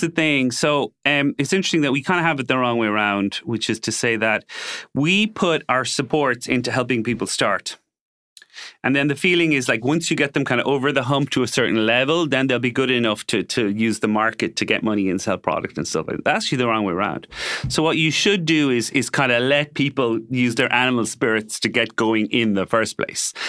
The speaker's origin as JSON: {"language": "English", "town": "Limerick", "region": "Munster", "country": "Ireland", "tie": "born or raised there", "also_born_or_lived": "Cork, Ireland / Dublin, Ireland", "moved": "as an adult", "lives_now": "Madrid, Spain", "said": "I was born in Limerick and, and we were there till I was 16. So, and then we, we moved to Cork"}